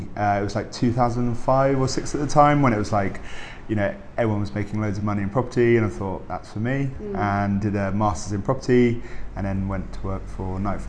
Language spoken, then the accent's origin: English; South East England, United Kingdom; Sussex. So Sussex by the sea.